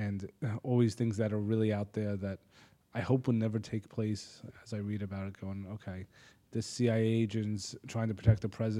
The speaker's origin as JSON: {"language": "English", "area": "Middle Country School District, Long Island", "region": "New York", "country": "United States", "tie": "born or raised there", "said": "I grew up in Middle Country School District, okay, right here on the island"}